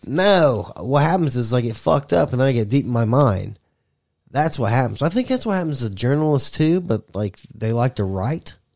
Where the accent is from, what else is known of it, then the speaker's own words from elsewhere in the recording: United States; I'm American.